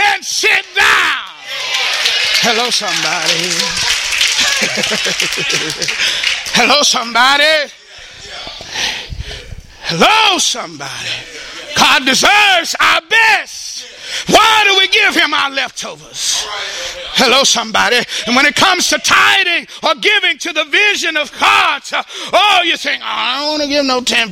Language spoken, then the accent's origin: English; Texas, United States; I'm from Texas